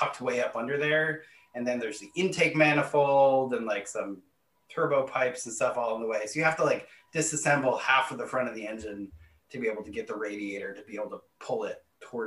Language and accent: English; New Hampshire, United States; now in Maryland, United States; I grew up in New England, in New Hampshire